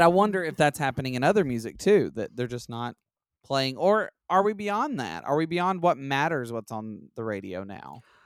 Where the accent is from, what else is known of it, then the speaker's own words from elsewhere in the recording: Alabama, United States; I'm from Alabama